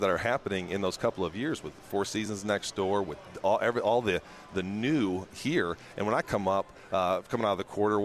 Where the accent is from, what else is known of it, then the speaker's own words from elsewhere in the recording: Michigan, United States; now in New Orleans, United States; I'm originally from Michigan